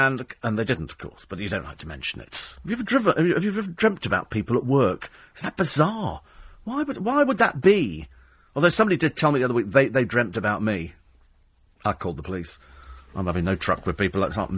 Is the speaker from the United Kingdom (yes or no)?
yes; United Kingdom; not because people have fallen out of love with fish and chips, because we're British, it's because there are so many other Harry Ramsden's.